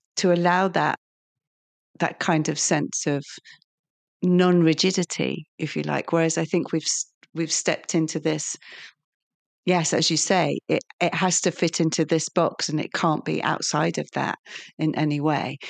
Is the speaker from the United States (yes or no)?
no; Lincolnshire, East Midlands, United Kingdom; I'm from Lincolnshire